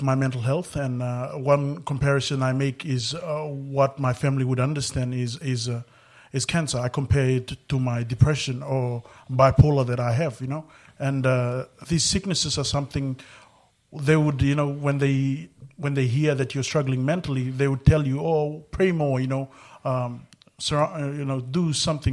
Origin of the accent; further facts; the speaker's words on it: Fiji; I'm from Fiji